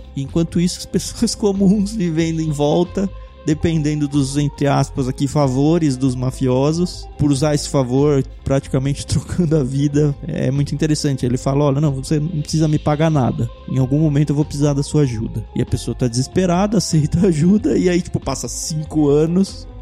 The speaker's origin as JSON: {"language": "Portuguese", "town": "Jundiaí", "region": "São Paulo", "country": "Brazil", "tie": "born or raised there", "moved": "yes", "said": "Eu que vim do interior, eu cresci em Jundiaí"}